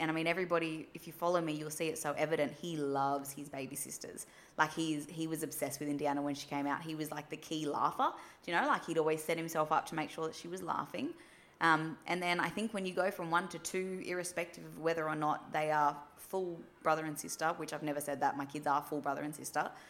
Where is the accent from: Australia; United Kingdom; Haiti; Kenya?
Australia; New South Wales; especially like we moved to Western Australia and we're originally from New South Wales.